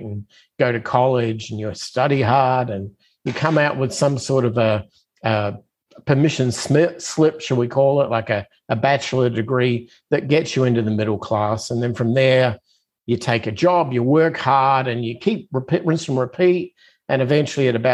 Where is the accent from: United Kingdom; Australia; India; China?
Australia; Adelaide, South Australia; moved away as an adult; now in United States; I'm originally from Australia, so I'm kind of one of those immigrants that came to the United States about, I guess, 25 years ago